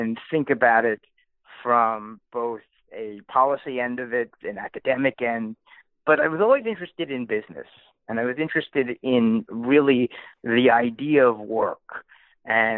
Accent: New Haven, Connecticut, United States; I grew up in New Haven, Connecticut, around Yale University

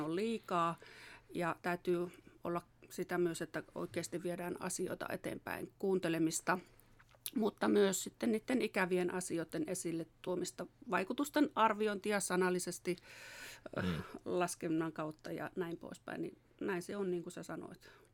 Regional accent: Säynätsalo, Central Finland, Finland; also born or lived in Tampere; mä oon kotoisin tuosta Säynätsalosta, opiskellut Tampereella ja, ja sitten tavallaan tänne kotiseudulle

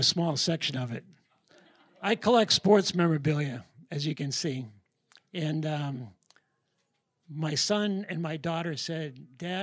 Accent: New Hampshire, United States; moved away as an adult; also born or lived in Boston area; now in Tennessee, United States; We're from New Hampshire originally.

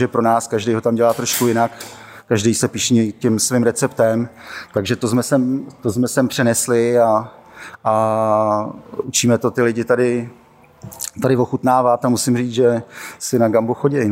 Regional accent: Moravia, Czechia; odkud já pocházím z, z Moravy

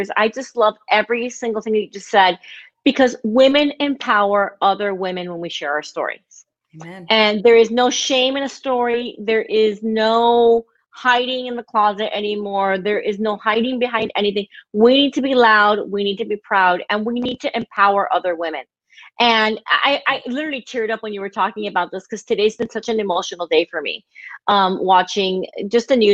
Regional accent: Miami, Florida, United States; I grew up in Miami, Florida. I am the quintessential Cuban American princess

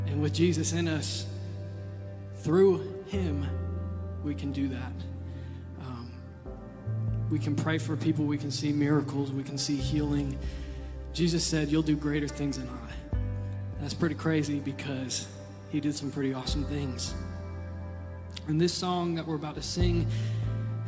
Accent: Michigan, United States; I'm from Michigan

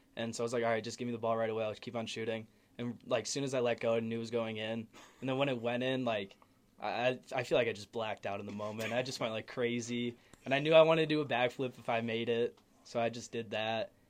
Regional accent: Naperville, Illinois, United States; I'm from Naperville, Illinois

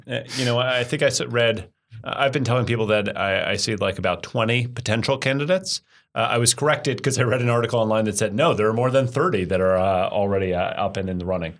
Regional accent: United States; I'm an American. I'm obviously not an Australian

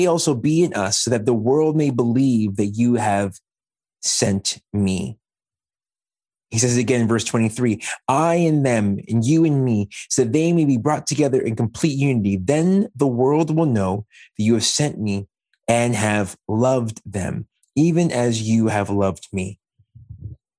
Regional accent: Montreal, Quebec, Canada; moved away as an adult; also born or lived in Peterborough, Ontario / Scarborough, Ontario / Ajax, Ontario; now in Oshawa, Canada; I, a Black man born and raised in Montreal, who moved to Peterborough for school

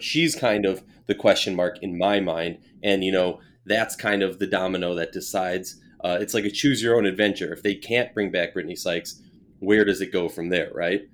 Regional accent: Minnesota, United States; my hometown Minnesota

